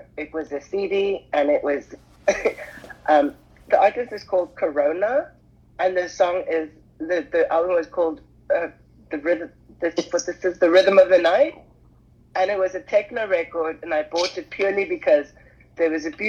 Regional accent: South Africa; moved away; I'm from South Africa originally, and I grew up on a small holding where my grandfather had a plant nursery.

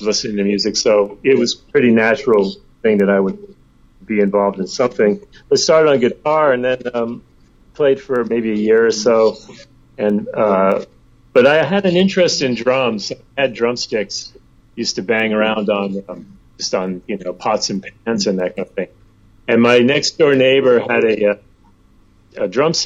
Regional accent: New York, United States; I was born in New York

